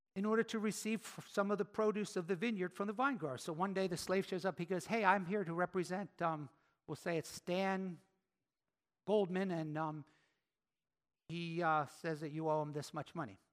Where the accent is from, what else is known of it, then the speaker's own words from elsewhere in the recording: Philadelphia, Pennsylvania, United States; I'm from Philly, right?